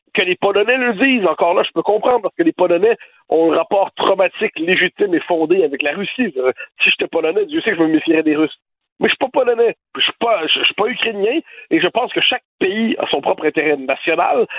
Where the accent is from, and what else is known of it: Quebec, Canada; now in France